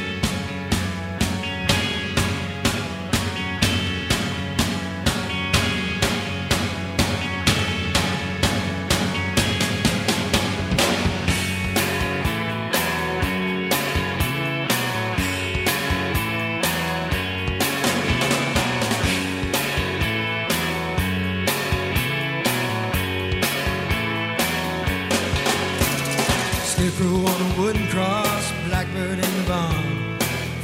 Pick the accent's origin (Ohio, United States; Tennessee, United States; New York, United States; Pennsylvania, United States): Pennsylvania, United States; Philadelphia; also born or lived in Switzerland; I was a kid growing up in the suburbs of Philadelphia. I was actually born in Switzerland, came to suburbs of Philadelphia